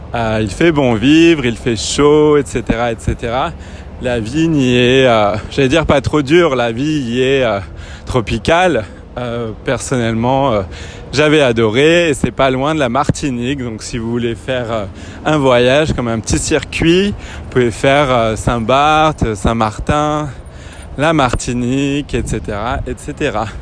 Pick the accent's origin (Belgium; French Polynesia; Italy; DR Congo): French Polynesia; là où j'ai grandi à Tahiti en Polynésie française